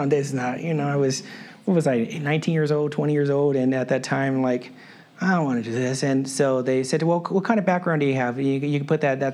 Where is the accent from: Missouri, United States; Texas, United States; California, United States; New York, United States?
California, United States; El Monte; I grew up in El Monte. My mom still lives in El Monte